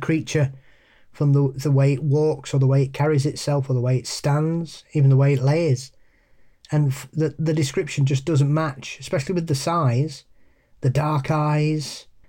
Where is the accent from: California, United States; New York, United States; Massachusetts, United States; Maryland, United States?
Massachusetts, United States; accent: Boston; Hockomock in my awful Boston accent.